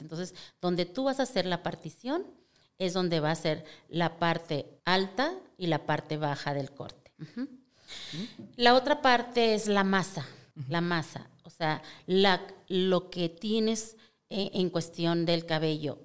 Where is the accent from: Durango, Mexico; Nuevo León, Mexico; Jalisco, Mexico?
Durango, Mexico; soy yo de Durango, nacida en Durango